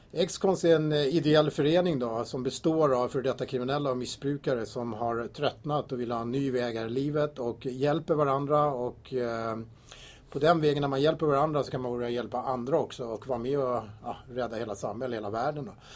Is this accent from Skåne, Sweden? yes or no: no; Tyresö, Stockholm County, Sweden; Jag är uppvuxen här i Tyresö och bott här i 53 år i kommunen